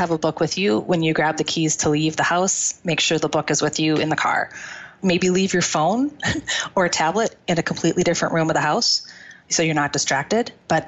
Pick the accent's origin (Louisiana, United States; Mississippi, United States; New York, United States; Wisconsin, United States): Wisconsin, United States; I am from Wisconsin.